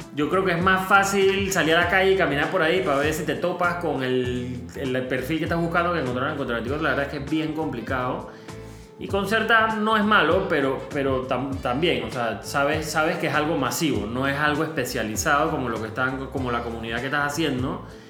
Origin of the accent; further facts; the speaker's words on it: Panama; como panameños